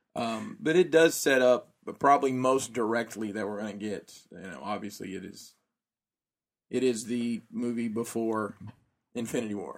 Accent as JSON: {"language": "English", "region": "Alabama", "country": "United States", "moved": "yes", "said": "I'm from Alabama."}